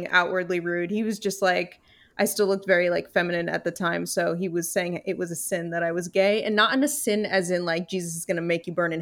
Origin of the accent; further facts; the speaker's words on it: New York, United States; because I'm from New York